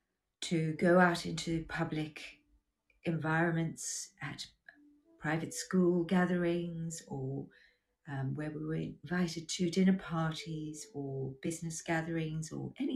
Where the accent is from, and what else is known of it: South Africa; born or raised there; moved away as an adult; also born or lived in United Kingdom / Australia